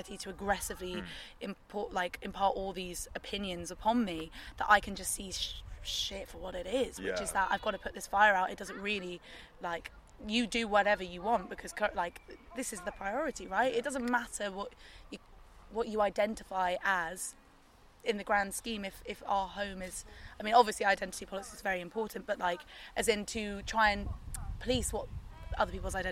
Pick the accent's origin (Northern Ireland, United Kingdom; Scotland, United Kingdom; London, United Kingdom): London, United Kingdom; I was in like southwest London